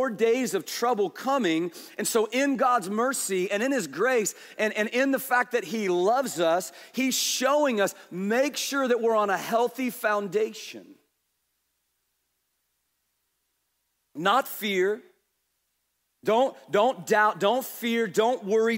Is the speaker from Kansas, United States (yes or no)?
yes; Kansas, United States; we're from Kansas.